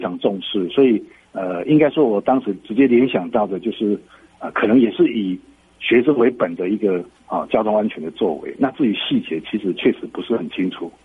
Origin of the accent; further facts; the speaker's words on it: Budai, Chiayi County, Taiwan; 我老家在布袋过沟